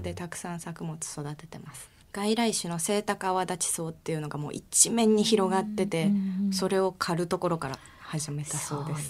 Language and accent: Japanese; Ikoma, Nara, Japan; 奈良県の生駒市あたり